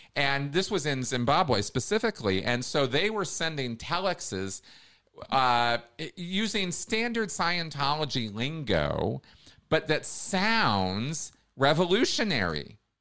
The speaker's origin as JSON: {"language": "English", "country": "United States", "tie": "born or raised there", "said": "I grew up in America"}